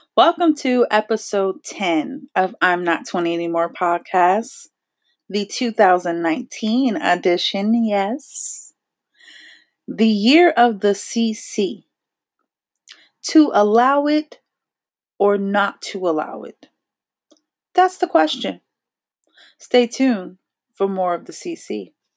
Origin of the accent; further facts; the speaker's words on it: New Jersey, United States; accent: New Jersey; I am from New Jersey, so I do have a little bit of a accent